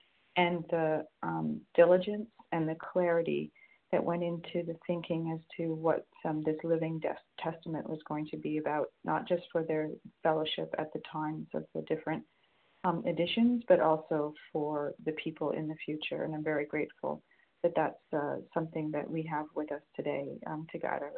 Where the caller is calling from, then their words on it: Hamilton, Ontario, Canada; I'm calling from Hamilton, Ontario, Eastern Time Zone.